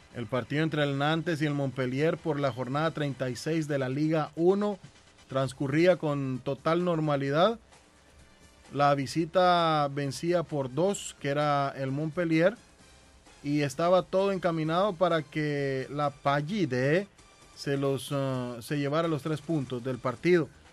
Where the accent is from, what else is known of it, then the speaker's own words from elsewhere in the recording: Guatemala; now in Boston, United States; yo como guatemalteco